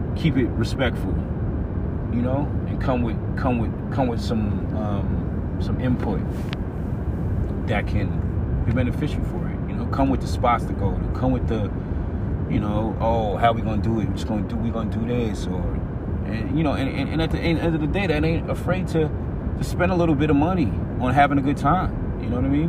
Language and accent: English; Atlanta, Georgia, United States; I'm from Atlanta too